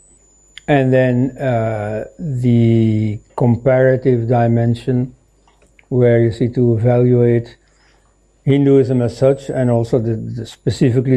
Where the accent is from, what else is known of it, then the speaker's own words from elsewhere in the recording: Belgium; I am from Belgium